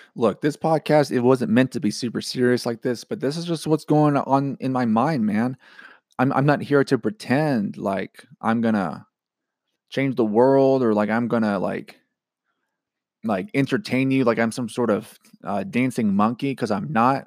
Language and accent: English; Georgia, United States; moved away; growing up in Georgia